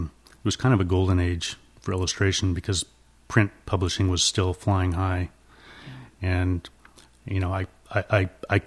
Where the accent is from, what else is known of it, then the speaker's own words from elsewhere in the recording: Palos Verdes, California, United States; I grew up in Palos Verdes